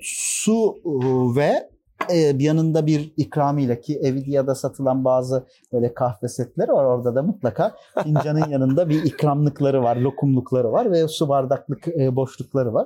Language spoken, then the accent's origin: Turkish; Uşak Province, Turkey; moved away as an adult; now in Istanbul, Turkey; Uşak doğumluyum. İlk orta öğretim ve e, lise öğretimimi Uşak'ta tamamladım